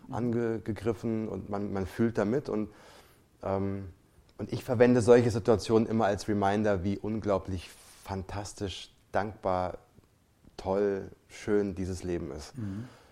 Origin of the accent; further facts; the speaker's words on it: Germany; bei uns in Deutschland